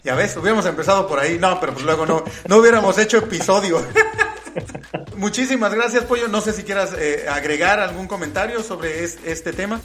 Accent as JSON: {"language": "Spanish", "region": "Querétaro", "country": "Mexico", "said": "yo soy de Querétaro"}